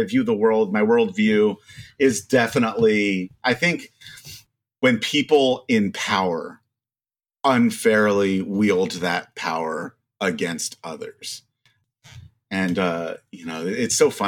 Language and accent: English; Maryland, United States; I grew up in Maryland